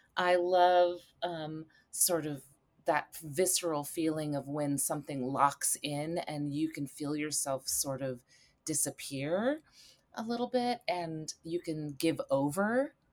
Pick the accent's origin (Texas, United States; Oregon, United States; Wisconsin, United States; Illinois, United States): Oregon, United States; Eugene; I grew up in Eugene, Oregon